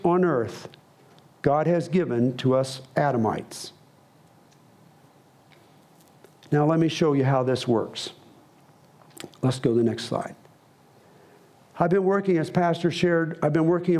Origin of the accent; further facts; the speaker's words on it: United States; I'm an American missionary.